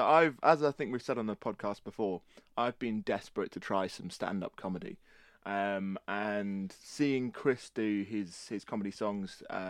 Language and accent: English; East of England, United Kingdom; Just boring old Norfolk English.